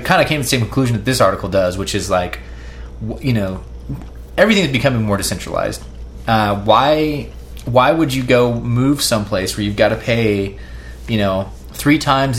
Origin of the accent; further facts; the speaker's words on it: Kansas, United States; being in Kansas, I know that, like, I grew up here in Kansas.